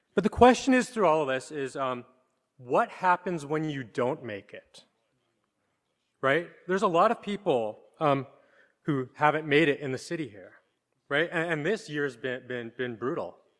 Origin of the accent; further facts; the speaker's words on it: Canada; now in New York, United States; I'm from Canada